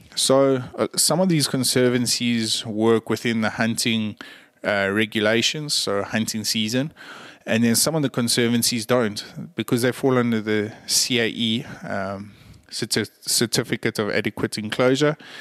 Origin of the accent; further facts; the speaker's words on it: South Africa; I'm a South African